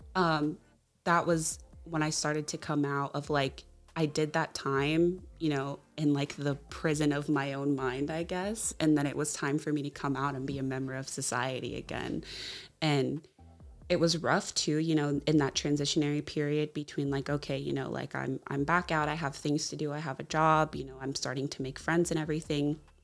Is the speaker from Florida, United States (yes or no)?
yes; Jacksonville, Florida, United States; moved away as an adult; now in Seattle, United States; I am originally from Jacksonville, Florida, a little bit outside and kind of in the suburbs